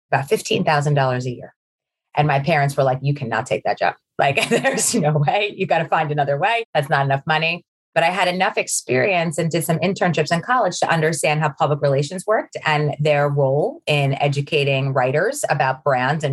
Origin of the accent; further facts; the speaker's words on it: Baldwin, New York, United States; also born or lived in Long Beach; now in Jericho, United States; I grew up in a town on the South Shore of Long Island. It's called Baldwin